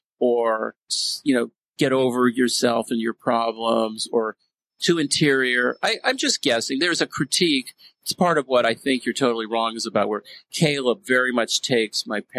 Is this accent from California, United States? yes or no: yes; the Bay Area, California, United States; now in Seattle, United States; I grew up in the Bay Area.